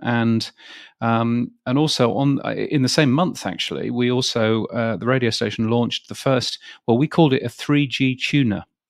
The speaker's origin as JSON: {"language": "English", "country": "United Kingdom", "tie": "born or raised there", "moved": "as an adult", "lives_now": "Australia", "said": "in the U K, um, where I was born, where I grew up"}